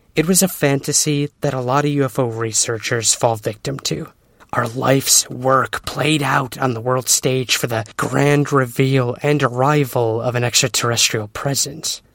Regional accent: Syracuse, New York, United States; my hometown of Syracuse, New York

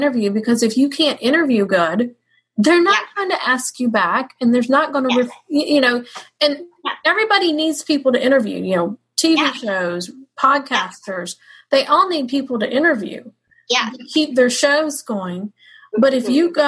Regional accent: Georgia, United States; we're both Georgia girls, but she's got a little more Georgia in her than me

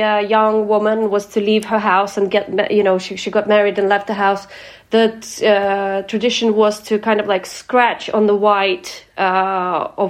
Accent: Ukraine; born or raised there

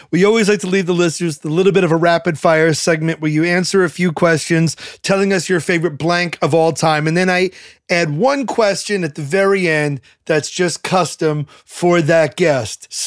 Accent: Brooklyn, New York, United States; I'm from Brooklyn.

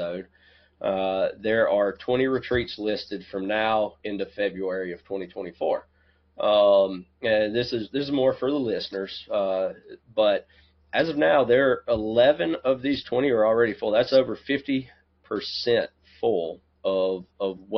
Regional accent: South Carolina, United States; we're both also from South Carolina

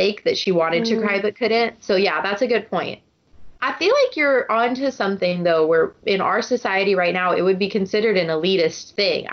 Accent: United States; I'm one of the first people to be born in the United States

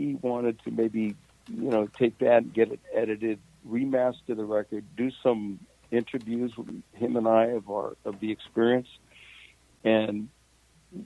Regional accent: San Francisco, California, United States; moved away as an adult; also born or lived in Los Angeles; I was born and raised in San Francisco, so I really missed San Francisco when I was living in L.A.

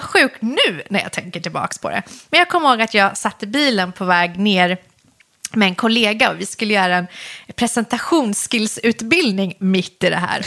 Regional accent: Solna, Stockholm County, Sweden; born or raised there; also born or lived in Iran / Husby

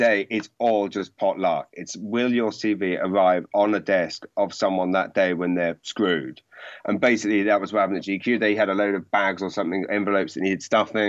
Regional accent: Maidenhead, South East England, United Kingdom; I grew up in Maidenhead

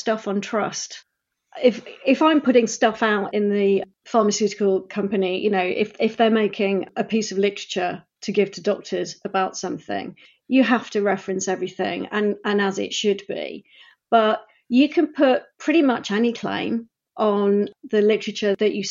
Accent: Sheffield, Yorkshire and the Humber, United Kingdom; moved away as an adult; now in Bristol, United Kingdom; I grew up in Sheffield

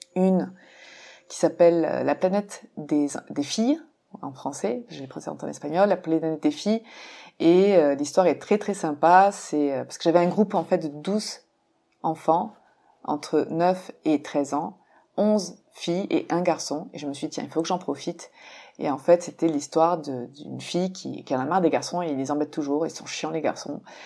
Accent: France; now in Mexico; en tant que française euh, euh, qui vit au Mexique

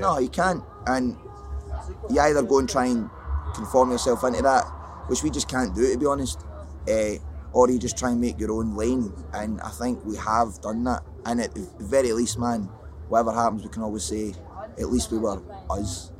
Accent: Scotland, United Kingdom; I'm Scottish

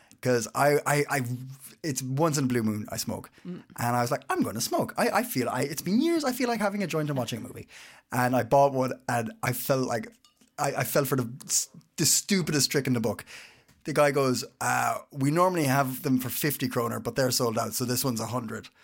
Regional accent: Ireland; now in Copenhagen, Denmark; I'm Irish.

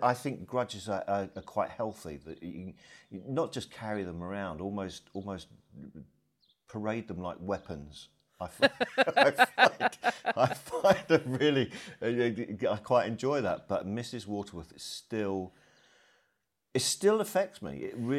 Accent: King's Lynn, East of England, United Kingdom; also born or lived in Blackburn; I was born in the north. I was born in Blackburn, and we moved to near King's Lynn when I was about six.

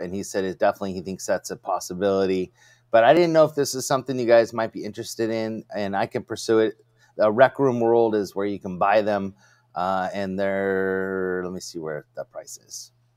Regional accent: California, United States; I'm from California, which is a dry heat

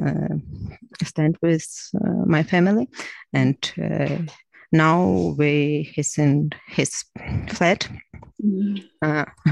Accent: Crimea, Ukraine; English is a second language; moved away as an adult; also born or lived in Lviv / Kyiv; now in Ivano-Frankivsk, Ukraine; I'm from Crimea. My home occupied 8 years. I left home to another city, to Lviv, and after Lviv to Kyiv.

